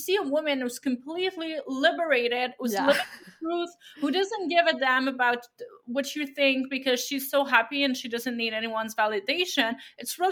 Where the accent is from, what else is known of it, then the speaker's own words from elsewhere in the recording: Abitibi-Témiscamingue, Quebec, Canada; I come from a little village in Abitibi-Témiscamingue.